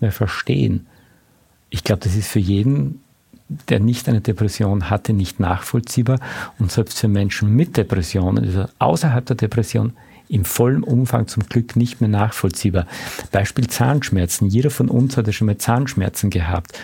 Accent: Austria; als Österreicher

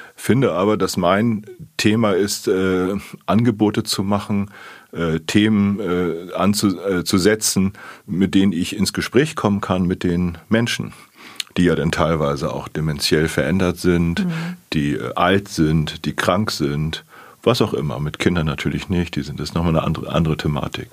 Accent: Plön district, Schleswig-Holstein, Germany; now in Hamburg, Germany; ich komme aus dem Kreis Plön

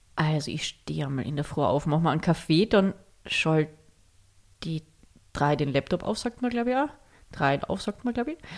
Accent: Völkermarkt, Carinthia, Austria; wir sind in Völkermarkt aufgewachsen und da in einem kleinen Ort daneben

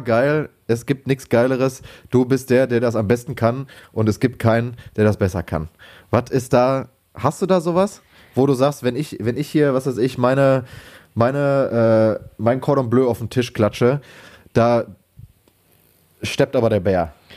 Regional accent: Lünen, North Rhine-Westphalia, Germany; moved away as an adult; now in Bochum, Germany; bei uns in Lünen hieß das halt EPH.

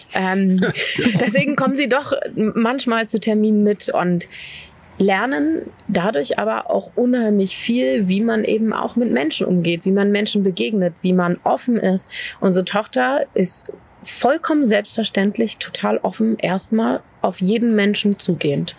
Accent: Berlin, Germany; moved away as an adult; now in Dorfmark, Germany; Ich bin in Berlin groß geworden

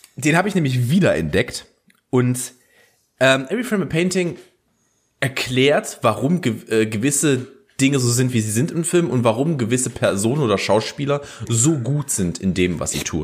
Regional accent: Germany; als Deutscher

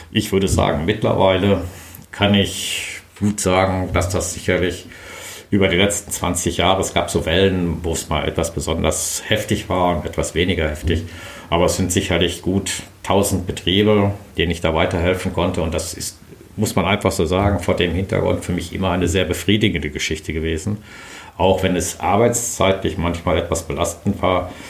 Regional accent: Brilon, North Rhine-Westphalia, Germany; Ich bin äh, aufgewachsen

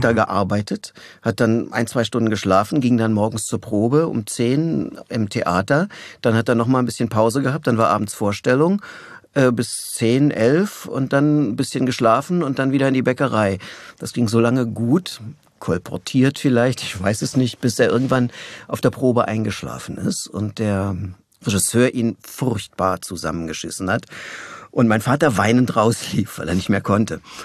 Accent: Berlin, Germany; also born or lived in Tegernsee, Bavaria; ich bin in Berlin aufgewachsen

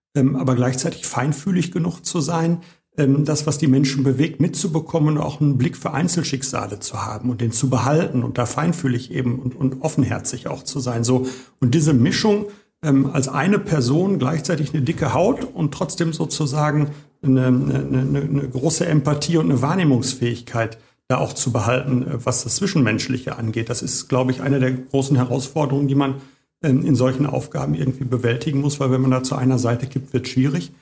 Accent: Bochum, North Rhine-Westphalia, Germany; also born or lived in Hagen; ich bin richtiger Bochumer, aber nicht hier geboren

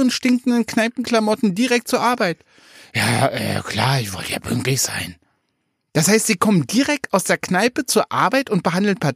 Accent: Leipzig, Saxony, Germany; Oh, schon wieder, schon wieder eine Spezialität aus meiner Heimatstadt Leipzig.

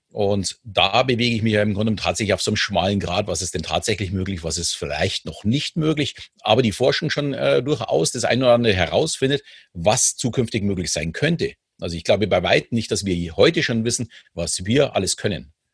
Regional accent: Munich, Bavaria, Germany; ich bin ja in München groß geworden

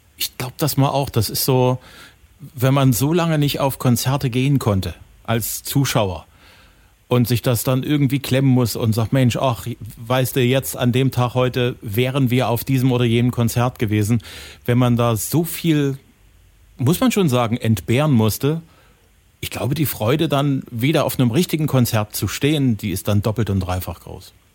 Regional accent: Saxony, Germany; bei uns in Sachsen

